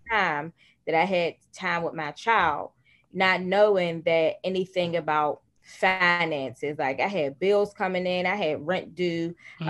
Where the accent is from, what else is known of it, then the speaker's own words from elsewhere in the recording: Pittsburgh, Pennsylvania, United States; I am from Pittsburgh, Pennsylvania. I was born and raised in one of the poorest communities in Pittsburgh, Pennsylvania